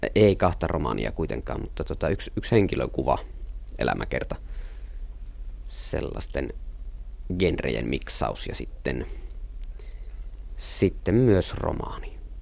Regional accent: Nilsiä, North Savo, Finland; born or raised there; accent: Savo dialect

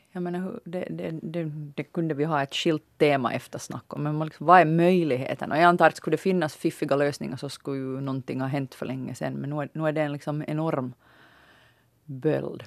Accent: Finland; vi finländare

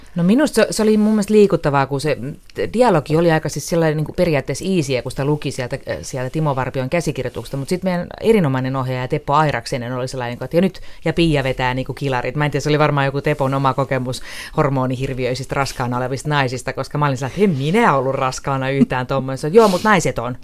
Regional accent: Riihimäki, Kanta-Häme, Finland; itsehän olen riihimäkeläinen

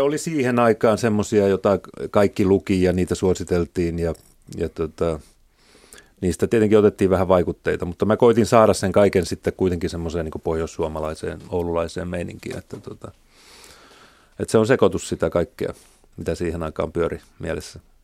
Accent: Oulu, North Ostrobothnia, Finland; moved away; mä tulin Oulusta ja se nyt oli semmoinen pieni kaupunki

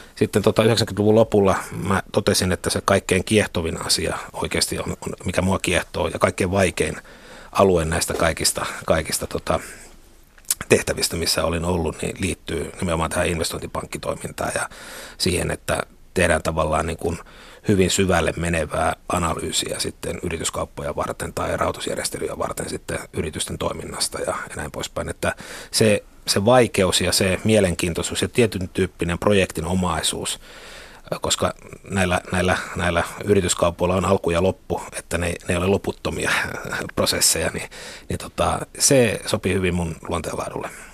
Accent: Kuopio, North Savo, Finland; moved away as an adult; now in Helsinki, Finland; mä tulin tänne niin kuin Kuopiosta tänne Helsinkiin

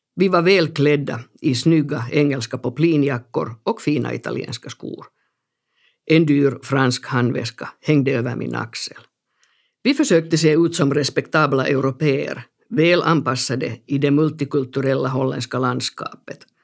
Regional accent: Helsinki, Uusimaa, Finland; also born or lived in Bogotá, Colombia / Amsterdam, Netherlands; Jag växte upp i norra Haga, en femtitals förort i Helsingfors.

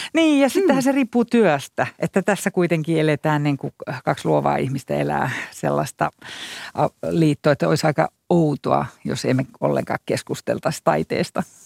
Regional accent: Iisalmi, North Savo, Finland; also born or lived in Jyväskylä / Berlin; now in Helsinki, Finland; no kun mä oon sieltä Iisalmesta kotoisin, niin sehän on Juhani Ahon kaupunki

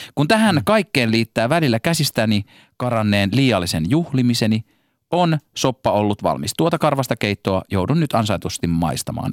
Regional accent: Helsinki, Uusimaa, Finland; accent: stadin murre (Helsinki slang); mä puhun liikaa stadin murretta

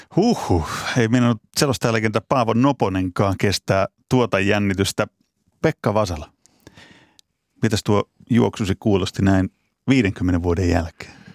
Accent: Pori, Satakunta, Finland; mä oon Porista kotoisin

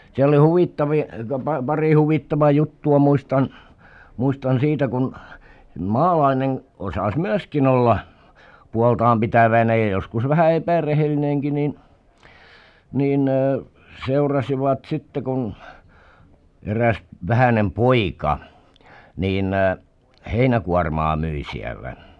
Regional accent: Southwest Finland, Finland; Varsinais-Suomessa kotipuolessa

